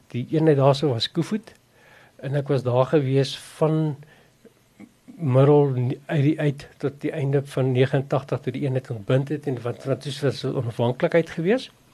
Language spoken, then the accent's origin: Afrikaans; South Africa; Ek het op 'n plaas groot geword by Noustroom.